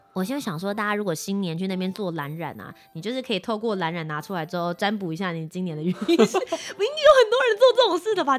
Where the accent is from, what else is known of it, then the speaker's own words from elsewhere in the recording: Kaohsiung, Taiwan; now in Taipei, Taiwan; 一起到我的家乡高雄